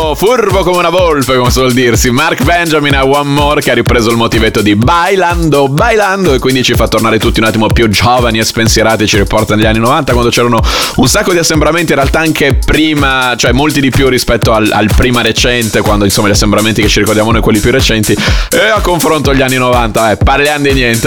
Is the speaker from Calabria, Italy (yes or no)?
no; Bologna, Emilia-Romagna, Italy; bolognese come me